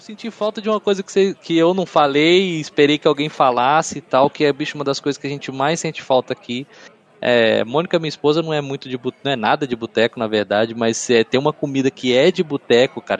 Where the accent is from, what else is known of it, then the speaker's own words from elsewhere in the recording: Brasília, Federal District, Brazil; now in Costa Rica; eu sou brasiliense